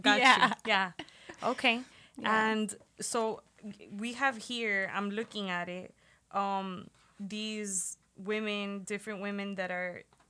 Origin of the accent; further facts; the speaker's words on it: Miami, Florida, United States; moved away; I'm sending love to my city because that shit has been hard to watch. And I'm far away from Miami